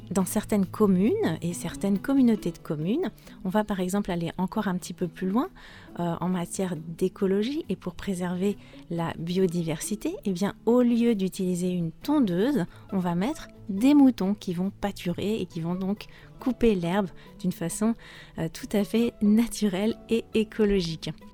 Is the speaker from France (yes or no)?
yes; France; je suis française